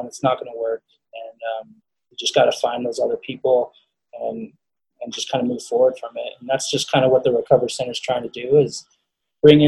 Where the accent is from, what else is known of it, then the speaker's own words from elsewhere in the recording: Colorado, United States; I wanted to play at CU. I wanted to play for my home state.